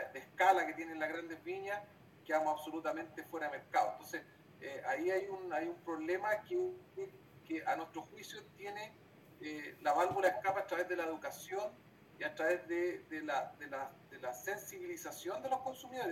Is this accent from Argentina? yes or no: no; Chile; como chilenos estamos participando